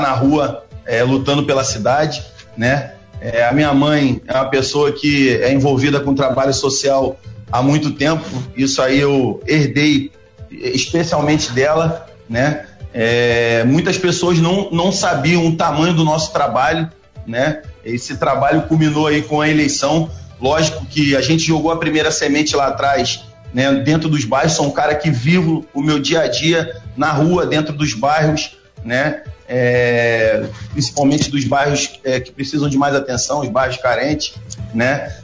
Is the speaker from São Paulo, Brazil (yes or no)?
no; Angra dos Reis, Rio de Janeiro, Brazil; nascido e criado em Angra